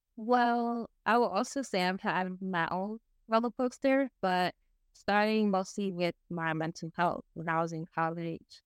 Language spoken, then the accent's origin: English; New York City, New York, United States; I was born and raised in the Bronx